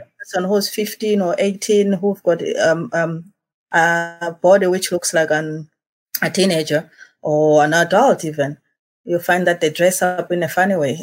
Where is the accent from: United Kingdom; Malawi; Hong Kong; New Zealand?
Malawi; now in Eswatini